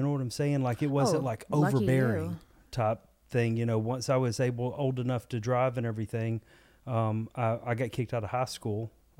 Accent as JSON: {"language": "English", "town": "Cherokee", "region": "Alabama", "country": "United States", "said": "I'm actually from North Alabama, a little town called Cherokee."}